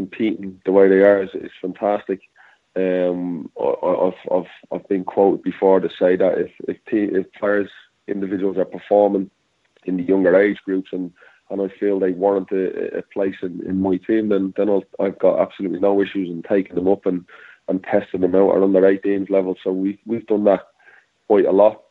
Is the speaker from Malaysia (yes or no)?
no; Dublin, Leinster, Ireland; moved away; it's my hometown